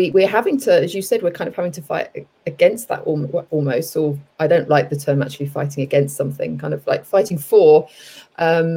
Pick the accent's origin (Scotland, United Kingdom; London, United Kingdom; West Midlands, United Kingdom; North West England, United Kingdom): London, United Kingdom; moved away as an adult; also born or lived in Cape Town, South Africa / southern Spain / Bali, Indonesia / Los Angeles, United States; now in United States; I grew up in London, everyone might be able to tell from my accent.